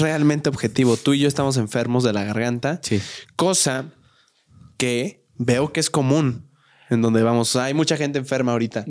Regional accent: Querétaro, Mexico; moved away; en la ciudad de donde yo soy, en Querétaro

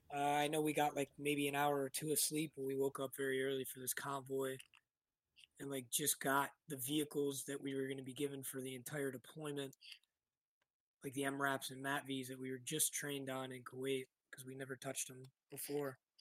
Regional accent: Rochester, New York, United States; moved away as an adult; I grew up in Rochester, New York, uh, upstate New York, in between Buffalo and Albany

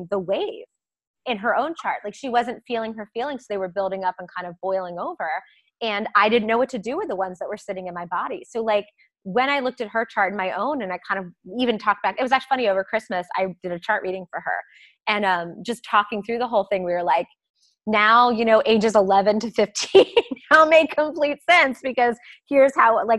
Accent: Maryland, United States; accent: a little bit of a Southern; moved away; I grew up in Maryland, south of the Mason-Dixon. So like, I had a little bit of a Southern, not drawl, but like a little bit of a Southern kind of y'alls.

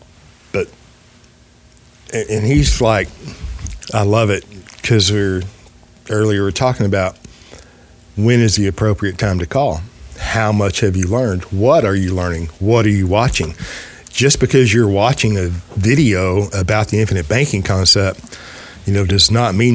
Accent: United States; Well, I'm American.

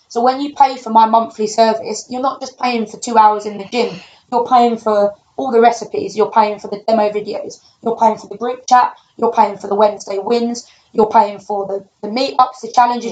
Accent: London, United Kingdom; I'm from London, uh, quite a rough area.

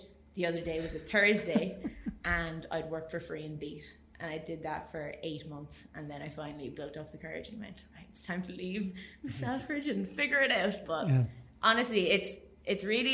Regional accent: Waterford, Munster, Ireland; also born or lived in Spain; I could only go to Waterford because I'm from Waterford

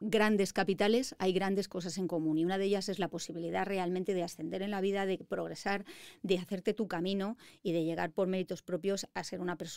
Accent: Madrid, Community of Madrid, Spain; Yo soy de Madrid.

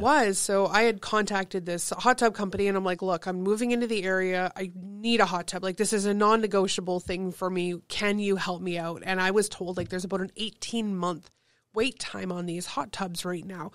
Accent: Thessalon, Ontario, Canada; also born or lived in Kitchener; now in Sault Ste. Marie, Canada; I grew up in Thessalon, one of those small, spread out

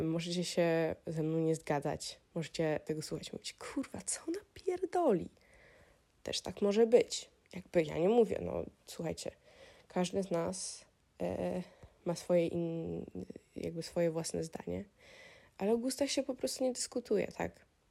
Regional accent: Warsaw, Masovian Voivodeship, Poland; moved away as an adult; ja jestem oczywiście z Polski, jestem z Warszawy

